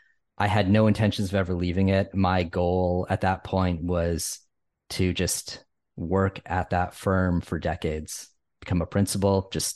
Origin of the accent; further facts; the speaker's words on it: Connecticut, United States; accent: Northeast; It's my Connecticut upbringing and my weird Northeast accent.